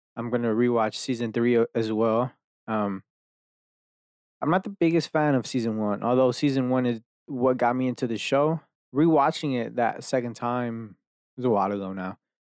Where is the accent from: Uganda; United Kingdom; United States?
United States; Dallas, Texas; I'm from fucking Dallas, here, where I live now, like, I've been here my whole entire life